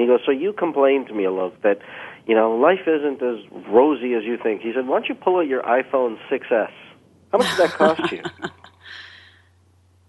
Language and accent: English; Canada; I've been blessed to be born in Canada, but being of Indian descent